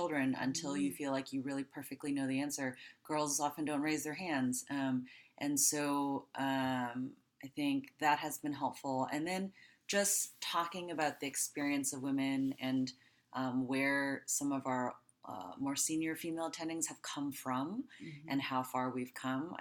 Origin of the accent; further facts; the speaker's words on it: Taiwan; also born or lived in United States / Los Angeles / Cincinnati; now in Pittsburgh, United States; born in the United States, but I actually grew up in Taiwan.